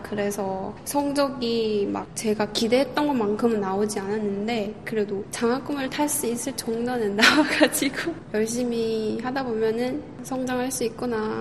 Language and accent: Korean; North Korea; now in South Korea; 북한 사람으로서